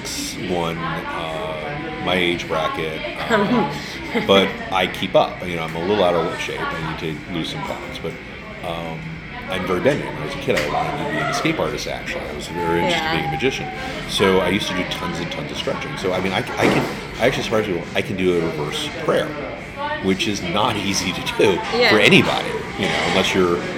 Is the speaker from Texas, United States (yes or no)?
no; New York, United States; I'm a New Yorker